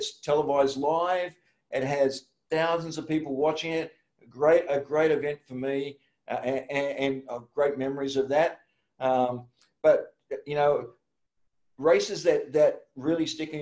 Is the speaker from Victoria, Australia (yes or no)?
no; Woy Woy, New South Wales, Australia; I'm from Woi Woi.